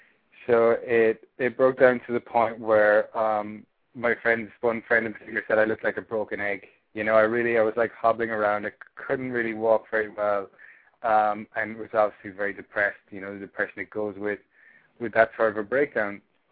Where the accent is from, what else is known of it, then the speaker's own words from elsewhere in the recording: Ireland; accent: Irish; moved away as an adult; I'm from Ireland. Yeah, if you can tell by the accent. I've been living here for 2.5 years now, and been talking to a lot of Americans. So my accent has changed somewhat, but there's still a bit of Irish in there.